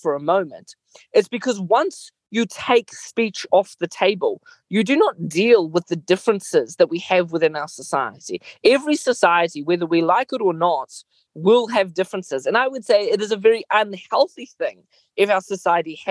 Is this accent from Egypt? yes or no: no; Mozambique; moved away; I grew up in Mozambique, a country that was deeply troubled by gross atrocities throughout the 80s.